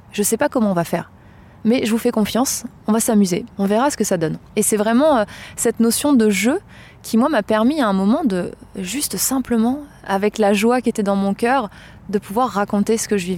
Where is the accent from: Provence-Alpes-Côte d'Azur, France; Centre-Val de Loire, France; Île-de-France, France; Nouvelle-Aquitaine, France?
Centre-Val de Loire, France; Blois; dans la ville de Blois, dans le Loir-et-Cher, qui est ma ville natale.